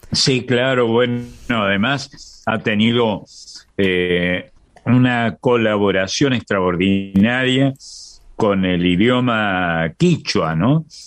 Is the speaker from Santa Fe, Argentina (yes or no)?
no; Córdoba, Argentina; accent: tonada cordobesa; la provincia en la que nací, que es una provincia donde se habla con tonada, todavía hoy, ¿no? Una tonada en subibaja, la tonada cordobesa.